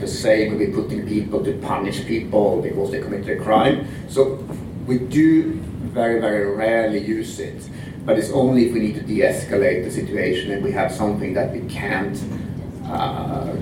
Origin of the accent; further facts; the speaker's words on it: Sweden; accent: Swedish; moved away as an adult; now in Kelowna, Canada; I'm Swedish, as you can hear from this beautiful singing accent.